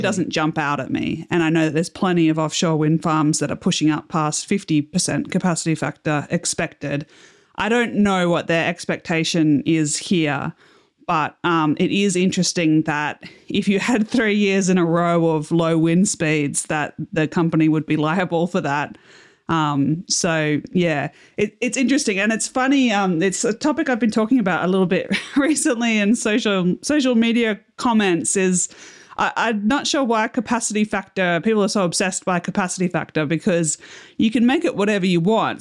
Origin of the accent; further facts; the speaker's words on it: Australia; As an Australian, you know, we don't have a lot of wind turbine research here